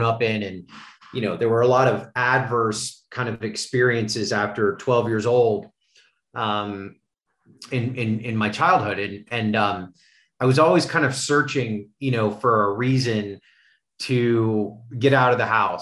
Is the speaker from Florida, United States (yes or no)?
yes; Miami, Florida, United States; I grew up in Miami, Florida, had a pretty normal childhood